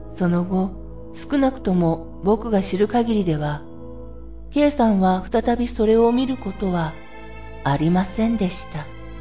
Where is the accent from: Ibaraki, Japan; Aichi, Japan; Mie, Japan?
Ibaraki, Japan; 僕と同じ茨城出身の人でした。